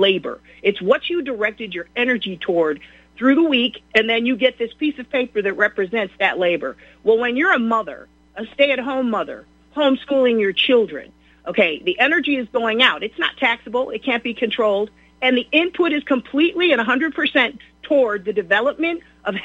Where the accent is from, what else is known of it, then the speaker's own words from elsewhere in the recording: Beachwood, United States; I was raised in Beechwood